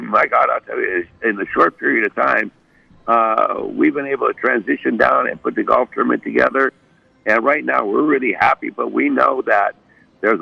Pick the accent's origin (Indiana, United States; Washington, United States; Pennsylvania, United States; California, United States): Pennsylvania, United States; Erie; moved away; I'm from Erie, Pennsylvania, not too far away